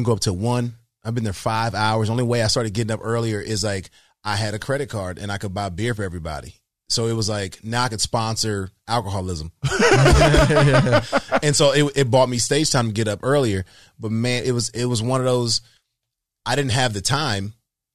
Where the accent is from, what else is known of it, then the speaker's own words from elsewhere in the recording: Decatur, Georgia, United States; I'm from Decatur, Georgia, man. Like, you know, I didn't come from much